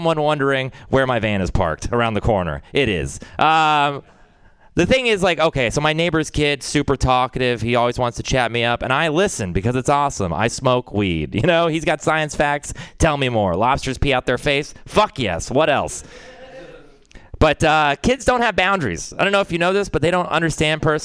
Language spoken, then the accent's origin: English; Texas, United States; I'm from Texas